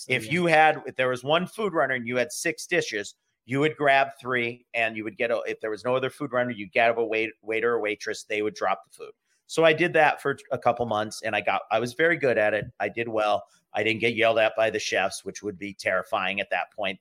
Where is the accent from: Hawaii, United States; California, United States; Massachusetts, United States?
Hawaii, United States; Honolulu; moved away; also born or lived in Seattle, Washington / Maine / Baltimore, Maryland; I got into a place in Hawaii right down the street from my house where I grew up in near Honolulu in an area called Hawaii Kai.